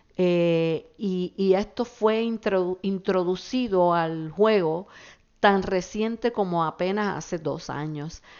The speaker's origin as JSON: {"language": "Spanish", "country": "Puerto Rico"}